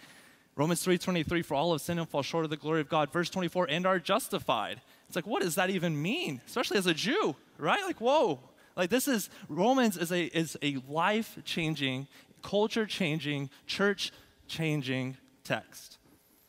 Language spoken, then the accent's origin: English; Abilene, Texas, United States; also born or lived in Lubbock; Abilene, my hometown